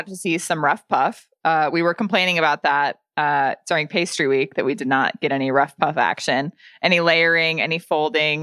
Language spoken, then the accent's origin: English; United States; as an American